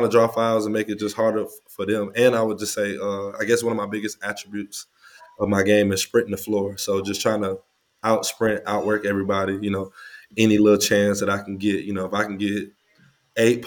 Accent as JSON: {"language": "English", "country": "United States", "tie": "born or raised there", "also_born_or_lived": "Australia", "moved": "as an adult", "said": "I played in my hometown in high school"}